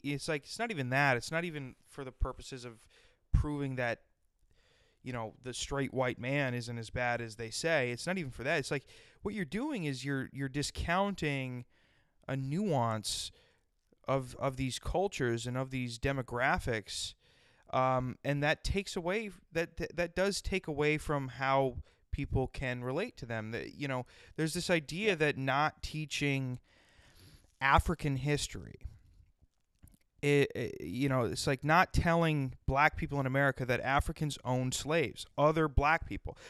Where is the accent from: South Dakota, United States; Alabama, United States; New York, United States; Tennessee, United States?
South Dakota, United States; I grew up in South Dakota